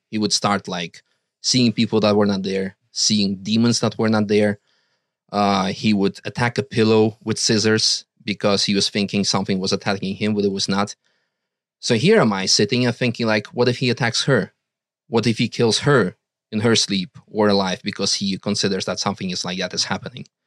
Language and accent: English; Russia; now in Netherlands; we were dependent on being with him because we came from Russia. We had no Dutch citizenship.